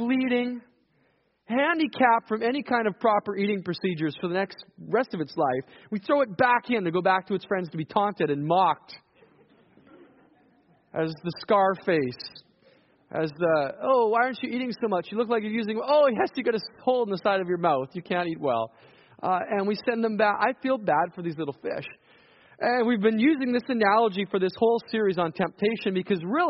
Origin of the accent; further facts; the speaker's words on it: Saskatchewan, Canada; moved away; I come from Saskatchewan